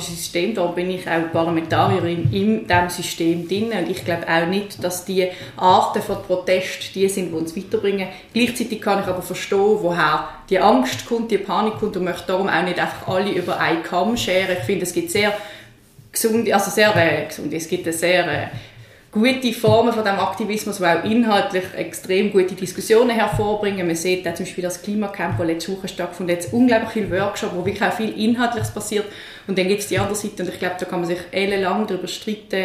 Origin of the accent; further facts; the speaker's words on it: Switzerland; die ganz grossen Herausforderungen, die hier auf unser Land als Schweizer, aber auch die Welt zukommen, die bedarf es, dass man Brücken schlägt zwischen den Lagern und das habe ich hier in Basel schon sehr gerne gemacht